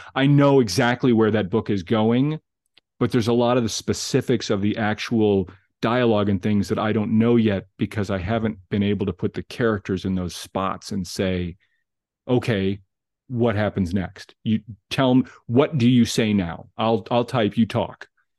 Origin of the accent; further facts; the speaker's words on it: Glenview, Illinois, United States; I grew up in Glenview, and even at Pleasant Ridge Elementary School, I knew of Nutrier.